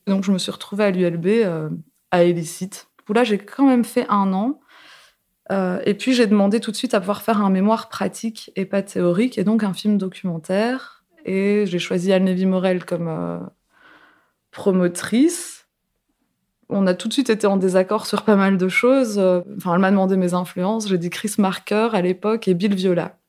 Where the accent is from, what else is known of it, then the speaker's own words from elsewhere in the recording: Seclin, Hauts-de-France, France; Je suis née à Seclin, dans le nord de la France